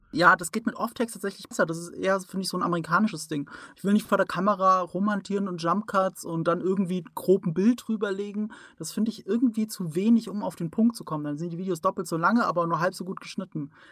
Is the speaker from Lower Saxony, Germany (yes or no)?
no; Rhineland-Palatinate, Germany; ich komme aus der Pfalz und da äh, sagt man äh, mit dem Dialekt